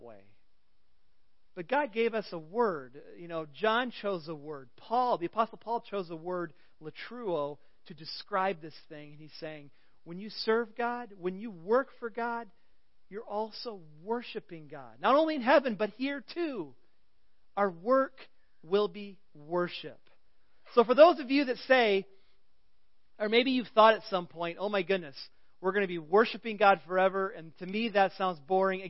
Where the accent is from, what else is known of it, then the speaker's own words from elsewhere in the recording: Central Illinois, United States; moved away; I come from Central Illinois, caterpillar country